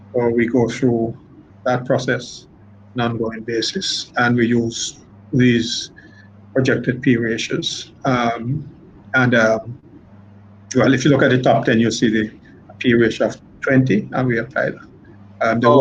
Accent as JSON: {"language": "English", "country": "Jamaica", "said": "I'm a, I'm a Jamaican"}